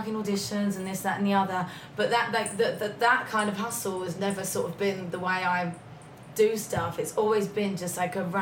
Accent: Bromley, London, United Kingdom; moved away as an adult; now in Los Angeles, United States; I'm from Bromley

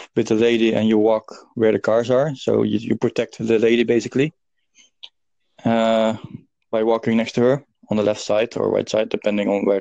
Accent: Netherlands; now in Dublin, Ireland; I'm from Netherlands, but I live in Dublin.

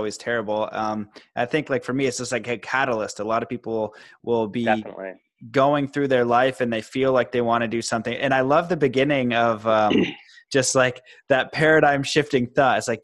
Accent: near Toronto, Ontario, Canada; I grew up near Toronto, and it was just a little bit too busy for me.

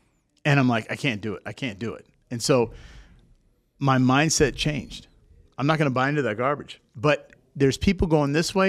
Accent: Seattle, Washington, United States; Now, I came from Seattle. I know all about doom and gloom, okay?

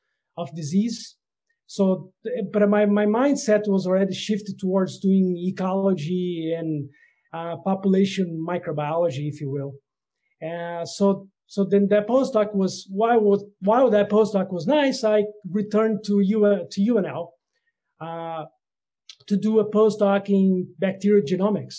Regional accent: Brazil; moved away as an adult; also born or lived in Netherlands; I am originally from Brazil, and I got a DVM from the Federal University of Lavras

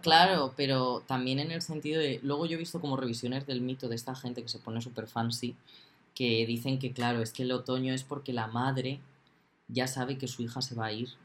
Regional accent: Castilla-La Mancha, Spain; somos de La Mancha

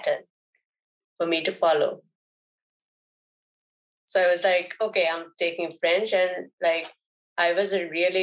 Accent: Sri Lanka; first language Sinhalese; I come from Sri Lanka.

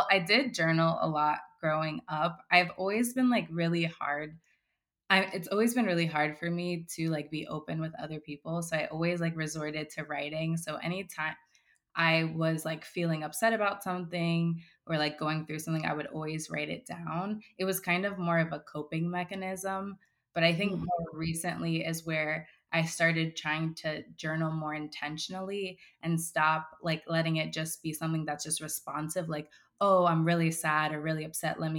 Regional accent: West Palm Beach, Florida, United States; Yeah, West Palm Beach, Florida.

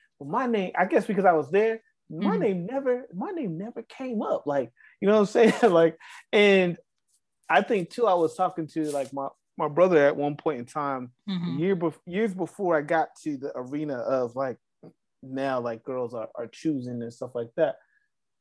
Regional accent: the South, United States; me being from the South

